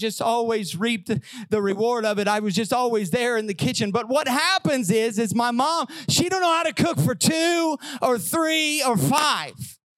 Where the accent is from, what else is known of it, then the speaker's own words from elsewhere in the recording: Southern Illinois, United States; growing up in Southern Illinois, we fried everything